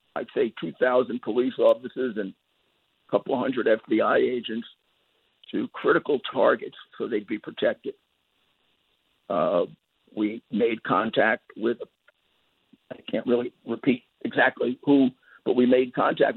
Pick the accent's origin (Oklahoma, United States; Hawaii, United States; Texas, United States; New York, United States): New York, United States; New York City; I came from Brooklyn